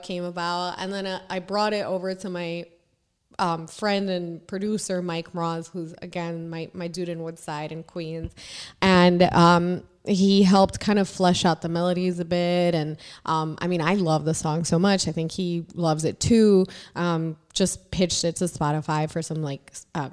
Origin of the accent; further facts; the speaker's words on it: Puerto Rico; moved away as an adult; now in New York City, United States; I'm originally from Puerto Rico. So I was raised there my whole life.